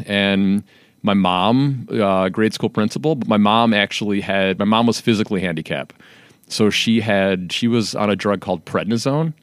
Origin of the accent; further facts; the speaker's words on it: Calumet City, Illinois, United States; me and my brother were raised in Calumet City